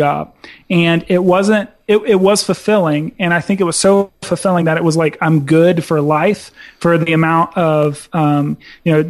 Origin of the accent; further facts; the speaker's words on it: Dayton, Ohio, United States; I'm from Dayton, Ohio, man. Like, we're a manufacturing town.